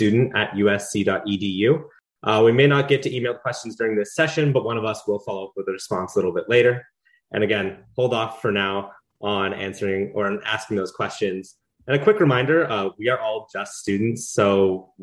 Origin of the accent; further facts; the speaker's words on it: Alamo, California, United States; moved away as an adult; now in Los Angeles, United States; I'm from Alamo, California, up in the San Francisco Bay Area